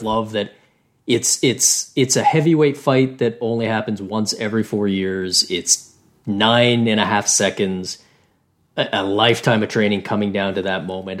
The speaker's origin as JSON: {"language": "English", "country": "Canada", "said": "as a Canadian"}